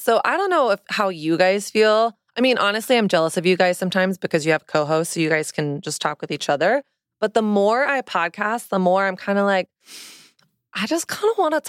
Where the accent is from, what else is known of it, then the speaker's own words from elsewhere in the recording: Southern United States, United States; now in New York City, United States; It's all about my journey of growing up in Southern Christian culture, learning a set of rules and shame-based narratives about sex and desire and my body and dating, and really not questioning that until I moved to New York City.